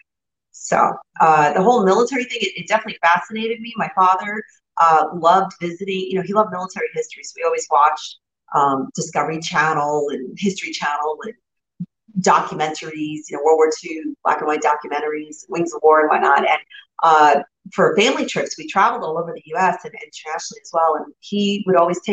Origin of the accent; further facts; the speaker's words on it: New Jersey, United States; I grew up right outside New York City in the North Jersey area